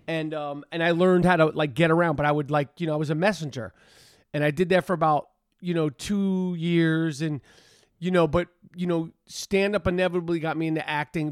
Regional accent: New York City, New York, United States; I'm from the east side, east, east, east side of Manhattan, super east.

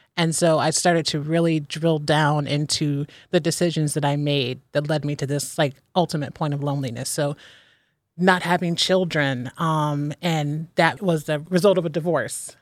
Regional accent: Ohio, United States; moved away as an adult; now in Philadelphia, United States; born and raised in Ohio, and I moved to Philadelphia by myself eight years ago

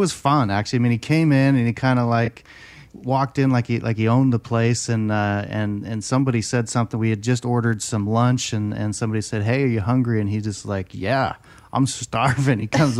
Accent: Seattle, Washington, United States; moved away; also born or lived in Utah / Arizona; I grew up in Seattle, so I'm a big Washington Husky fan. And went to school at BYU, so I'm a BYU fan. And then I got a master's at ASU, so I'm an ASU fan too.

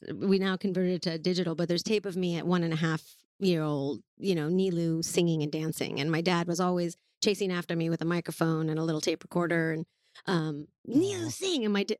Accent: Iran; now in Los Angeles, United States; I'm from Iran. I was born there, and it was quite a fantastic place. The culture is warm, very similar to the Latin cultures, very family oriented and a lot of celebration for the most part.

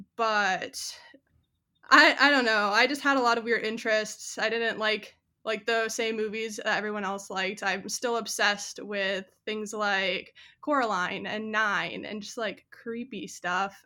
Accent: 40 minutes north of the Twin Cities, Minnesota, United States; moved away as an adult; also born or lived in South Dakota; now in Austin, United States; I grew up in the Midwest and I grew up about 40 minutes north of the Twin Cities, Minnesota

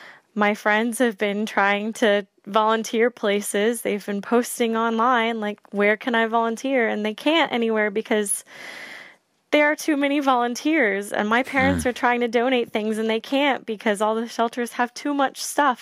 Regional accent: Houston, Texas, United States; That's what makes Houston strong, and that's why I love my hometown

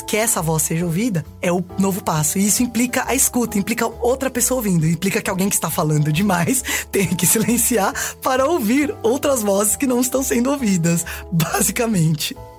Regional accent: Diadema, São Paulo, Brazil; nasci em Diadema, São Paulo

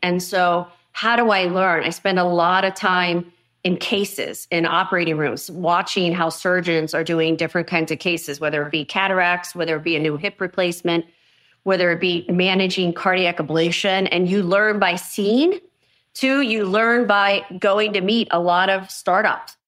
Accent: United States; I am American

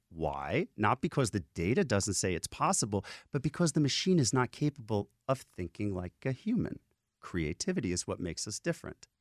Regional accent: New York City, New York, United States; I'm a kid from the Bronx with no money

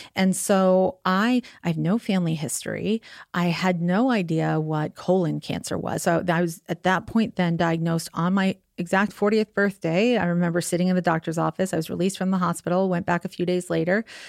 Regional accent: New York, United States; moved away; also born or lived in Staten Island / Long Island; New York originally

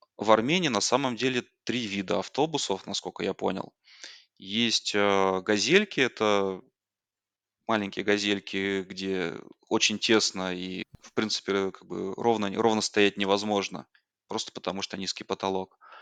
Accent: Tomsk, Tomsk Oblast, Russia; moved away as an adult; now in Yerevan, Armenia; Я из России, из города Томска. Это Сибирь, небольшой город в центре Сибири

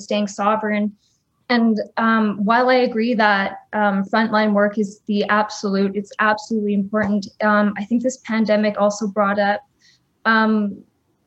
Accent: Winnipeg, Manitoba, Canada; also born or lived in Kuchiching; I'm Anishinaabe from Kuchiching, but born and raised here in Winnipeg

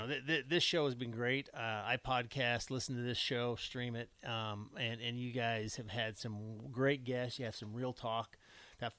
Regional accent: Gothenburg, Nebraska, United States; also born or lived in Brady, Nebraska; I'm from Brady / Gothenburg

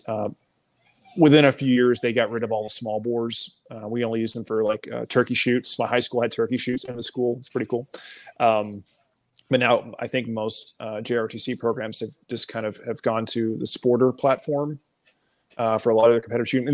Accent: Garland, Texas, United States; moved away as an adult; also born or lived in Germany / Belgium; I'm originally from Garland, Texas

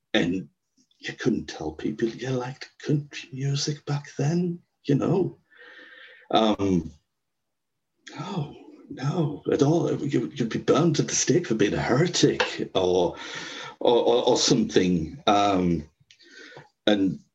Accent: Sunderland and Durham, North East England, United Kingdom; I'm from Sunderland and Durham in the northeast

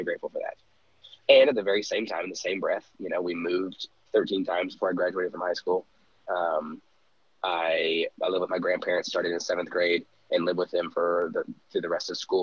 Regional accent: Dallas, Texas, United States; also born or lived in Kansas; I was born in Kansas. I lived there for about a week. I came back to Dallas area, Dallas Metroplex. That was kind of always home base for me

